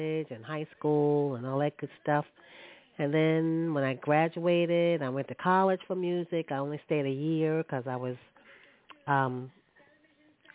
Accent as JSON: {"language": "English", "town": "New York City", "region": "New York", "country": "United States", "tie": "born or raised there", "said": "Born and raised in Brooklyn"}